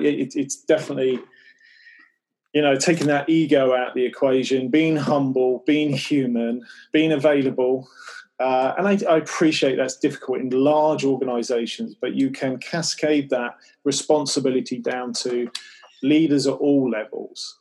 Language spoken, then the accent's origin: English; Cornwall and Devon, South West England, United Kingdom; also born or lived in Newquay, Cornwall; I grew up in Cornwall and then Devon